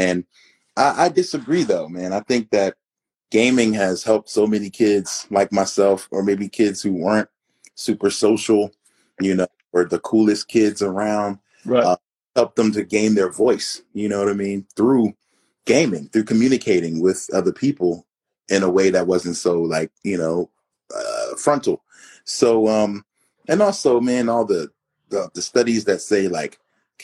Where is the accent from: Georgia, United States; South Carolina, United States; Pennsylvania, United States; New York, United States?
Pennsylvania, United States; Philadelphia; moved away as an adult; now in Arizona, United States; born and raised in Philadelphia